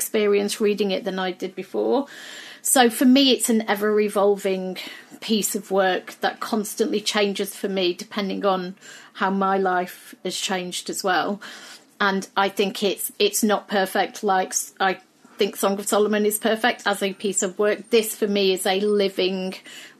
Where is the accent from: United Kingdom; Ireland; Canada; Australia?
United Kingdom; I had no clue how to navigate as a Brit